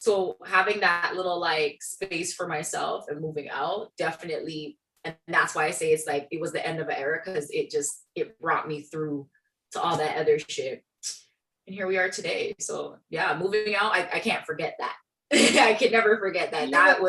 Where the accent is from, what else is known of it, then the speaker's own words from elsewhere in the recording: Brooklyn, New York, United States; now in Milton; I came from Brooklyn, where I could walk 10 minutes in any direction and have a subway. You know what I mean? And then I moved to Milton, and there were more cows and there were people, and there weren't really sidewalks.